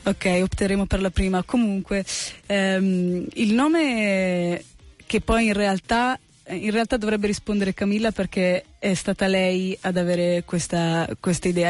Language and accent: Italian; Italy; first language Italian; also born or lived in United States; io sono italiana, sono, sono italo-americana, nel senso che sono nata negli Stati Uniti, eh, venuta in Italia che avevo 5 anni, per cui la mia ormai madrelingua ormai è l'italiano